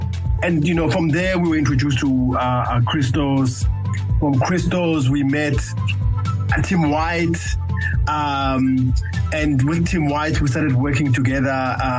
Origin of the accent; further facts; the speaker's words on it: Alexandra, Gauteng, South Africa; You know, growing up in Alex, right? Because if you see, everybody who has to come to Joburg has to come past Alex.